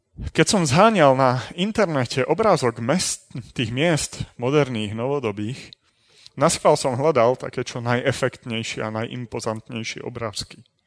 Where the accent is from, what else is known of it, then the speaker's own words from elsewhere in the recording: Trenčín, Trenčín Region, Slovakia; narodil som sa, aj som vyrastal v Trenčíne